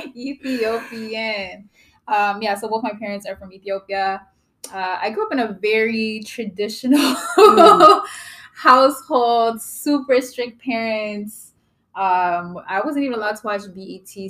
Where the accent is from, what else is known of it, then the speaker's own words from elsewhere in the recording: Kitchener, Ontario, Canada; also born or lived in Toronto; I grew up in Kitchener. I didn't like I was born in Toronto, but mm-hmm. I was raised in Kitchener, Waterloo, Ontario